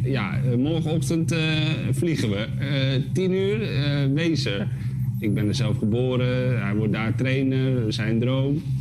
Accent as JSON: {"language": "Dutch", "country": "Spain", "tie": "born or raised there", "said": "Want ik, ik ben opgegroeid op Spaanse scholen met veel sport"}